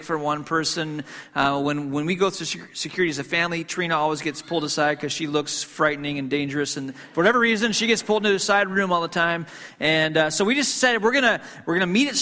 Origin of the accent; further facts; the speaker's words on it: Hong Kong; moved away; I grew up in Hong Kong